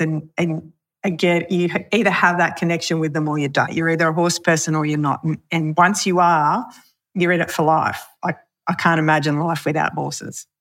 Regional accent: Pilliga, New South Wales, Australia; also born or lived in Wee Waa; we lived at Pelega

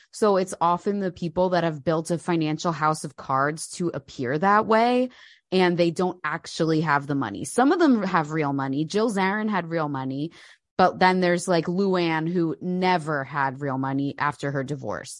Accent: New Jersey, United States; moved away as an adult; now in United Kingdom; I'm from New Jersey

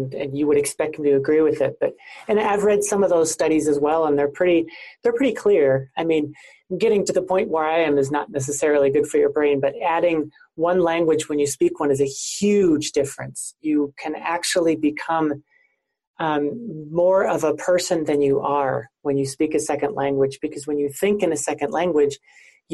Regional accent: central Wisconsin, United States; moved away as an adult; also born or lived in Arizona / Okinawa, Japan; I actually grew up in central Wisconsin in a city of about 20,000 people

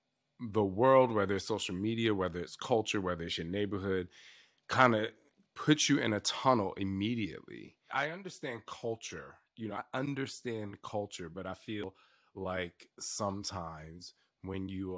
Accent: New Jersey, United States; I know, I'm from the East Coast.

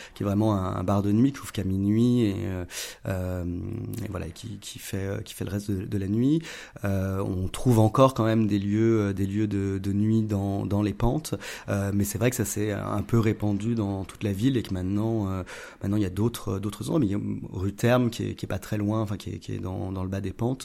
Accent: Lyon, Auvergne-Rhône-Alpes, France; j'ai grandi à Lyon

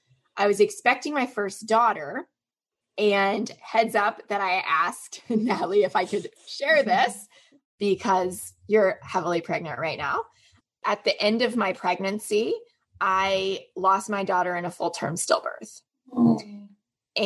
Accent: Orlando, Florida, United States; I grew up in Orlando, Florida in the US

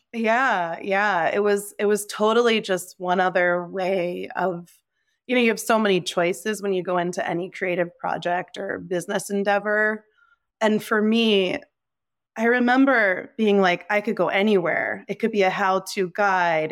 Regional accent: New Jersey, United States; moved away as an adult; also born or lived in Nepal / California; being here in New Jersey in my hometown, right now

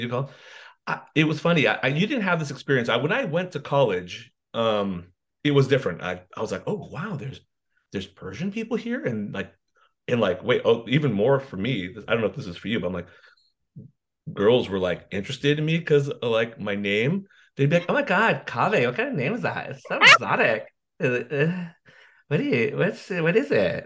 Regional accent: Morgan Hill, California, United States; growing up in Morgan Hill

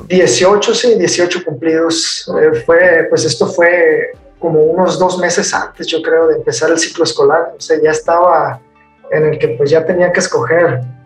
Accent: Culiacán, Sinaloa, Mexico; also born or lived in United Kingdom; soy de Culiacán, Sinaloa

